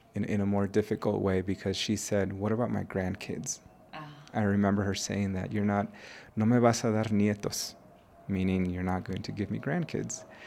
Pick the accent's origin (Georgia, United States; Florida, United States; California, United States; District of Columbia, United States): California, United States; now in Mexico; an immigrant growing up in the United States. I moved to the United States when I was one